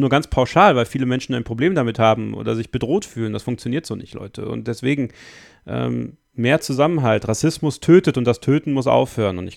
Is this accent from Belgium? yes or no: yes; Belgium; born there; Meine Mutter kommt aus Bosnien. Mein Vater kommt aus Belgien. Ich bin in Belgien geboren, aber mit einem deutschen Pass.